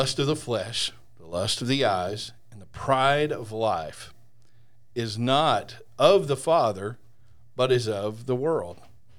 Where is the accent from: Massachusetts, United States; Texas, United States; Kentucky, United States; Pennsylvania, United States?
Texas, United States; Hey, I'm from Texas, and I was a Razorback fan all my life.